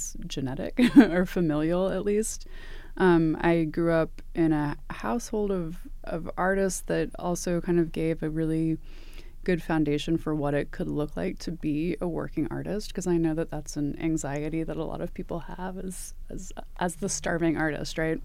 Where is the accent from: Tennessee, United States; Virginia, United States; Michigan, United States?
Tennessee, United States; Knoxville; moved away as an adult; now in Tucson, United States; I am originally from Knoxville, Tennessee, which is East Tennessee, so near the Smoky Mountains. My parents are from the Midwest, so I don't consider myself a true Southerner, but that is where I was born and raised